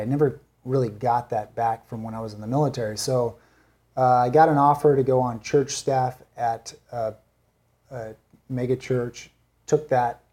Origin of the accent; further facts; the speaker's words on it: San Bernardino, California, United States; also born or lived in Newport; I was gonna move from San Bernardino to Newport